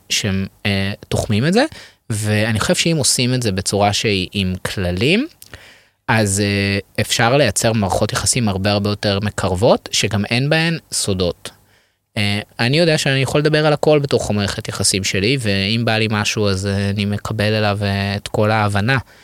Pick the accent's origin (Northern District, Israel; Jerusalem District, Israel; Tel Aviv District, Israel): Tel Aviv District, Israel; Ramat Gan; moved away as an adult; now in Tel Aviv, Israel; אני גדלתי ברמת גן